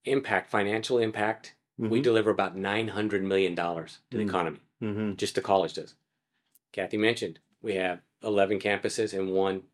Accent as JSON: {"language": "English", "town": "El Paso", "region": "Texas", "country": "United States", "tie": "born or raised there", "lives_now": "Collin County, United States", "said": "I was born in El Paso, grown up in El Paso, moved here, went to school at North Texas, played football at North Texas, enjoyed it, had a great time."}